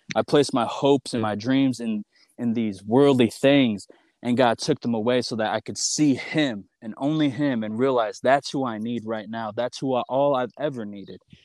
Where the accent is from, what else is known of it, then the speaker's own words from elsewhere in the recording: Michigan, United States; moved away as an adult; also born or lived in Lawrence, Kansas; I'm from Michigan, and the college I went to is in Lawrence, Kansas.